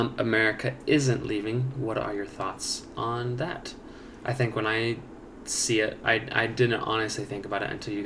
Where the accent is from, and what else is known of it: United States